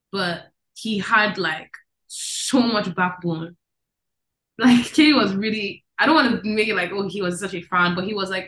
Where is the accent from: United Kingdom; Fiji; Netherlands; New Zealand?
Netherlands; I think I remember so much of my life in the Netherlands. So much of it. And who I was. Um, it's a very liberal place.